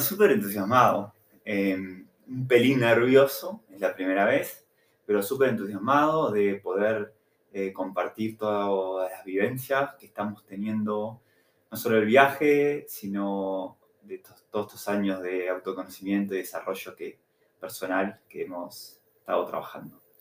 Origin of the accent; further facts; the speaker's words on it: Montevideo, Uruguay; moved away as an adult; que tengo 35 años, soy de Montevideo, Uruguay